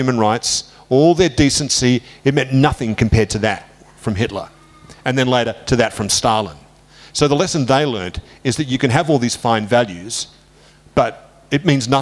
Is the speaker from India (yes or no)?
no; Australia; I'm not British, I'm Australian.